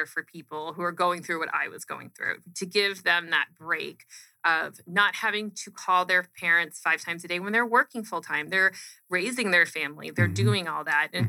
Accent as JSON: {"language": "English", "region": "Arizona", "country": "United States", "tie": "born or raised there", "said": "Born and raised in Arizona. So I've been here my whole life, minus a couple years in there."}